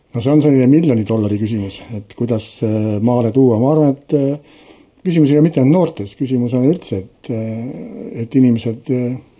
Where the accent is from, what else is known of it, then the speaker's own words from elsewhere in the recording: Tartu, Tartu County, Estonia; mina olen ise pärit Tartust